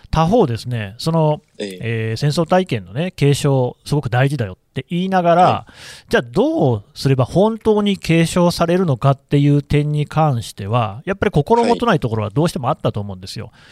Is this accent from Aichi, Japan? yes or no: yes; Nagoya, Aichi, Japan; 私、あの愛知県の出身で、名古屋に実家があるんですけれども、